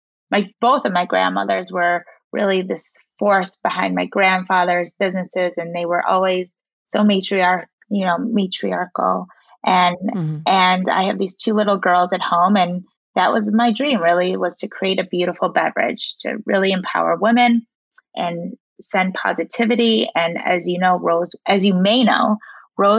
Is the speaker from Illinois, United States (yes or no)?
yes; Chicago, Illinois, United States; also born or lived in South Africa / Indiana; I grew up in Chicago, went to school at Indiana University, moved back to Chicago